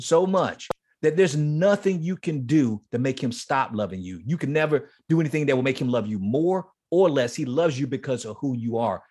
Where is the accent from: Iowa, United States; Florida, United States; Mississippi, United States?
Florida, United States; Miami; moved away; Horace Mann Middle School is in Liberty City. That's where I grew up.